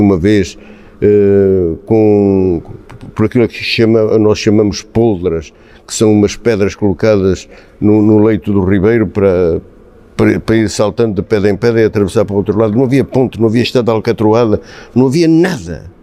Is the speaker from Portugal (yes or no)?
yes; Vila Franca da Serra, Centro, Portugal; also born or lived in Angola / Gouveia; em Vila Franca fiz a instrução primária, como qualquer garotito da, da, daquele tempo